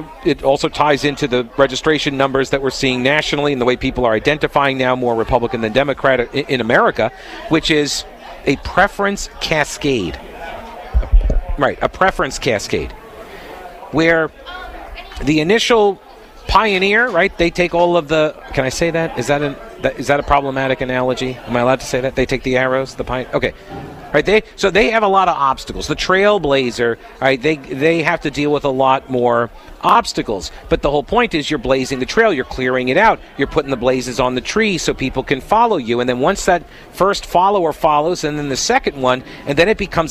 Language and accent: English; New York, United States; now in North Carolina, United States; I'm from New York